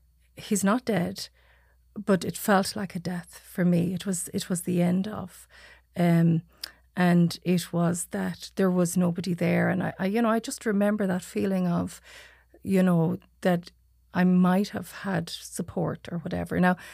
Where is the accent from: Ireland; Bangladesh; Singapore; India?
Ireland; Achill Island, Mayo, Connacht; I'm from Achill Island.